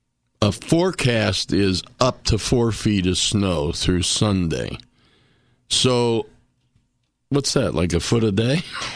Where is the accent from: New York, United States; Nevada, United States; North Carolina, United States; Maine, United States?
New York, United States; Rochester; moved away; I grew up in Rochester mm-hmm. as a kid, little kid. And we used to play in lots of snow every year because it's right on Lake Ontario